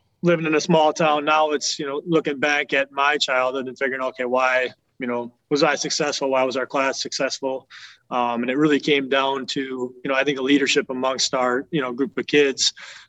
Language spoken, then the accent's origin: English; Wisconsin, United States; I don't know if it's every Wisconsin kid's dream, you know, growing up in Wisconsin, play for the Packers